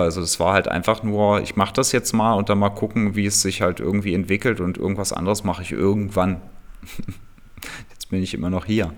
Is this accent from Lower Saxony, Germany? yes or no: yes; Hameln, Lower Saxony, Germany; now in Berlin, Germany; in meiner Heimat äh, in Hameln, da ist es ja auch alles ein bisschen ländlicher